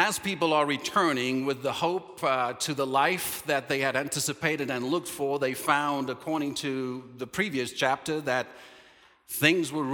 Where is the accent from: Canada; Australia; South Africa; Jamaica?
South Africa; Cape Town, Western Cape; moved away; We're going home to the promised land, to Cape Town, South Africa